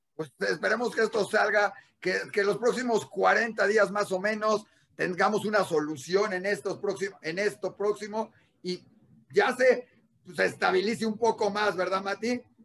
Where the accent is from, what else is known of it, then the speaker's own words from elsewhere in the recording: Mexico; en junio tenemos una elección importante